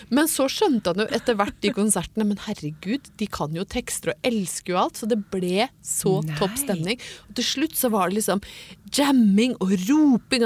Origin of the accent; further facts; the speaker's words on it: Brøttum, Innlandet, Norway; fikk jo aldri ferdig mat hjemme på Brøttum. Mor mi lagde alt fra bunnen av